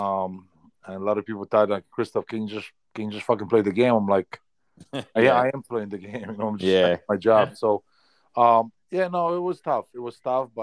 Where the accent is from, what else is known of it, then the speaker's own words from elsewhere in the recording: Poland; English is a second language; moved away as an adult; now in Canada; growing up in Poland, I worked in the Polish mines 3 times a week.